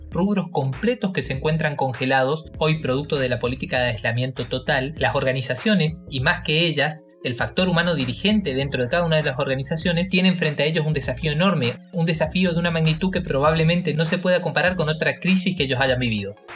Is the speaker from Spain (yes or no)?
no; Argentina; now in Asunción, Paraguay; Yo soy contador público nacional, recibido en Argentina, yo soy argentino